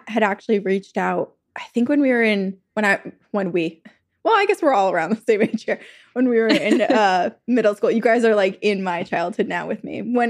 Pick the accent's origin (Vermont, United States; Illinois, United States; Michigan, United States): Vermont, United States; my home state of Vermont?